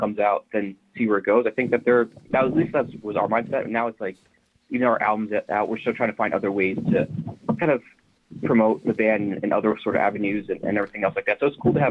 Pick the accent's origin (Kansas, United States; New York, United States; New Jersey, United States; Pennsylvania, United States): New Jersey, United States; growing up in Jersey